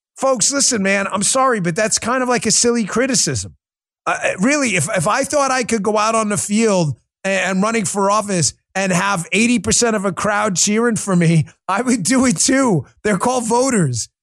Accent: New York, United States; moved away as an adult; also born or lived in Maryland; now in Florida, United States; I'm a New York kid. I'm not a poser. I live in Florida. I've been here eight years, spent 12 years in Maryland. I've been out of New York and south of New York almost as long as I lived in New York. But the hard reality is, I'm a New Yorker.

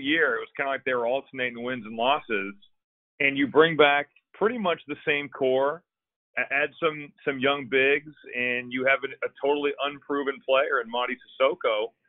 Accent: Valparaiso, Indiana, United States; I grew up in Valparaiso, Indiana. So I was a ball boy for Homer Drew.

